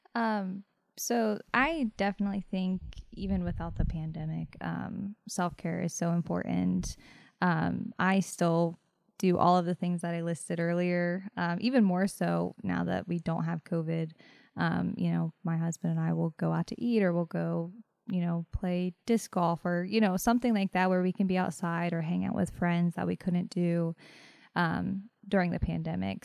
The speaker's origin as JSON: {"language": "English", "town": "Fairmont", "region": "West Virginia", "country": "United States", "tie": "born or raised there", "also_born_or_lived": "Morgantown, West Virginia", "moved": "as an adult", "lives_now": "Martinsburg, United States", "said": "I am originally from Fairmount, West Virginia, born and raised."}